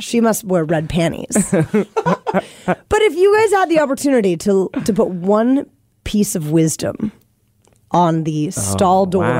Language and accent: English; Stanwood, Washington, United States; I'm from Stanwood